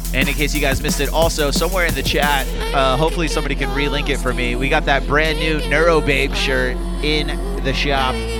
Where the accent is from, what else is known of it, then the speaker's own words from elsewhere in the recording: Florida, United States; moved away; I'm originally from Florida